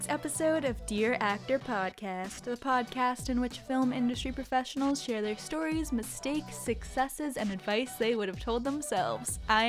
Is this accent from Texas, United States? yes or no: no; New York, United States; Some of you may know I'm a New Yorker